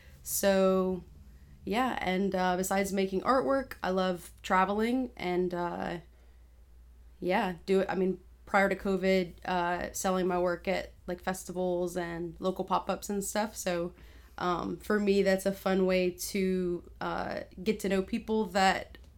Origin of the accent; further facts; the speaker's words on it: Broussard, Louisiana, United States; also born or lived in Cecilia; Living in Broussard, moved to Cecilia for a little bit, and then basically my whole life I've been there.